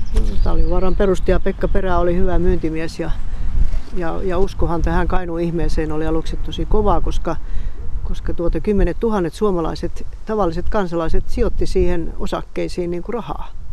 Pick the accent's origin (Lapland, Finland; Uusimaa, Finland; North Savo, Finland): Lapland, Finland; Kemijoki area; born or raised there